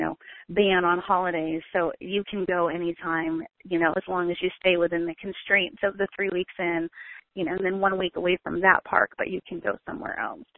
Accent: Maine, United States; moved away as an adult; we're from Maine originally, so we launched out of Maine in New England in the summer

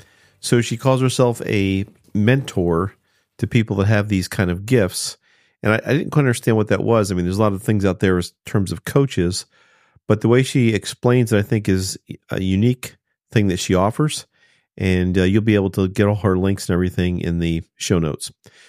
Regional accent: New Jersey, United States; A lot of my family's from that area. I grew up in South Jersey, so I've been lost in Philadelphia many times.

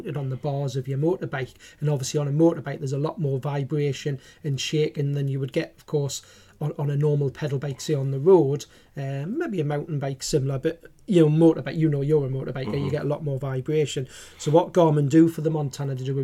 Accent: Newcastle upon Tyne, North East England, United Kingdom; accent: Geordie; my Geordie accent

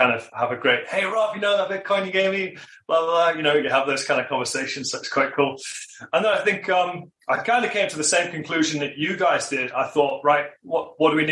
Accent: United Kingdom; moved away as an adult; also born or lived in Australia; now in Queenstown, New Zealand; I'm originally from the UK

